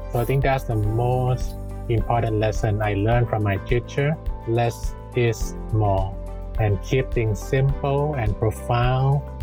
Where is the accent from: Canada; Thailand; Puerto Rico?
Thailand; I grew up in the neighbor towns of Bangkok, and my family actually run